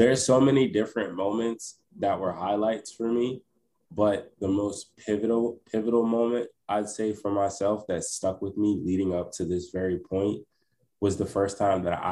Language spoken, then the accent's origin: English; New Jersey, United States; I'm currently in Jersey, born and raised